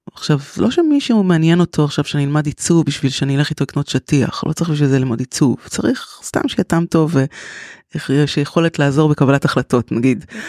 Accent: Tel Aviv, Tel Aviv District, Israel; moved away as an adult; now in Kfar Saba, Israel; אני תל אביבית, נולדתי בתל אביב, גדלתי בתל אביב

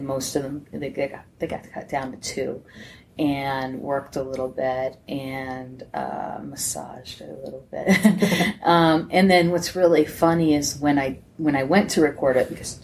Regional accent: Scranton, Pennsylvania, United States; I'm from Scranton.

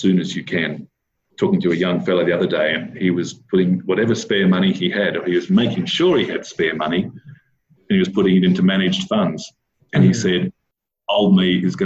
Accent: Armidale, New South Wales, Australia; moved away; I grew up in Armidale, which had a university town, and everybody there seemed to go on sabbatical leave

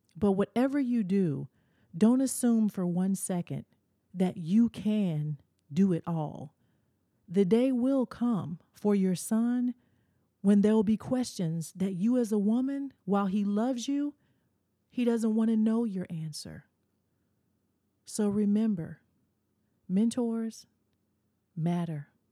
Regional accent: the South, United States; As a kid growing up in the South, my parents made me go to church

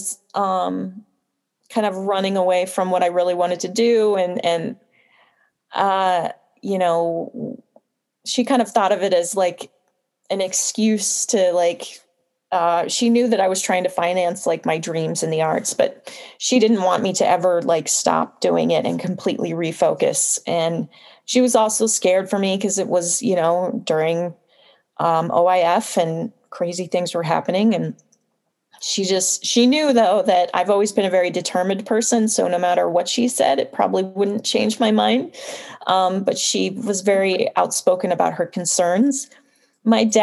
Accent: Fresno, California, United States; moved away as an adult; also born or lived in Ventura, California; now in Los Angeles, United States; I was born in Ventura, California, and I grew up in Fresno, California, which is the central part of California

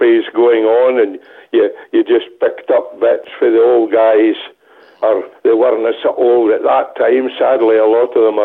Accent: Forfar, Scotland, United Kingdom; Originally born and bred in Forfar

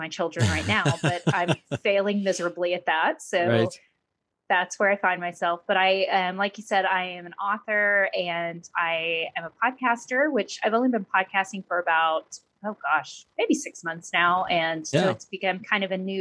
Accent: Oklahoma, United States; moved away as an adult; also born or lived in Southern California; now in Texas, United States; I actually grew up in Oklahoma

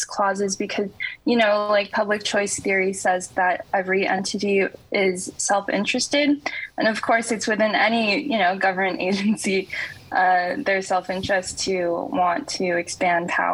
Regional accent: Canada; I'm actually from Canada

